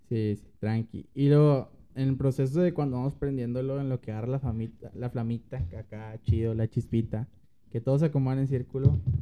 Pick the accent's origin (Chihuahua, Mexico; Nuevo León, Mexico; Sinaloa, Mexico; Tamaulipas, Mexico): Nuevo León, Mexico; Monterrey; como regio o como mexicano